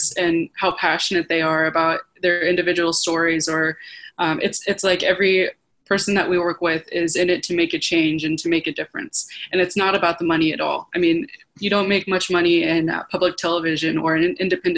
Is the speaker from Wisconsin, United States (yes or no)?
no; Kansas, United States; being a Native person from Kansas who grew up wanting to help her people